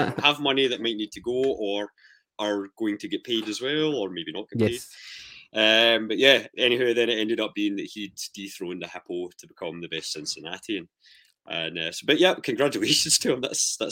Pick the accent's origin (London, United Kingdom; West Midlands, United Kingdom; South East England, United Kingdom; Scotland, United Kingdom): Scotland, United Kingdom; Irvine; also born or lived in Port Hope; me being born in Port Hope, but then growing up in Irvine and really being from there